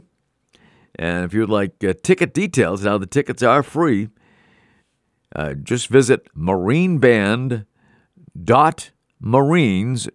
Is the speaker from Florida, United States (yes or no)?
no; Melrose, Massachusetts, United States; Melrose, Massachusetts, my hometown